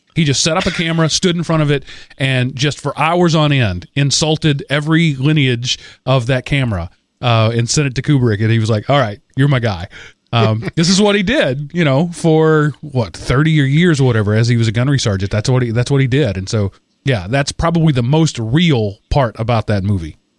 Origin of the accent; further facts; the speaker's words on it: United States; being an American